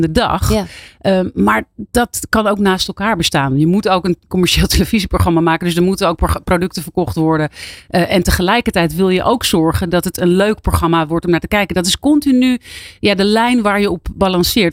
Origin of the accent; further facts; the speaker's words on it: Abcoude, Utrecht, Netherlands; ik kwam uit Apkoude, dus dat is eigenlijk vlakbij Amsterdam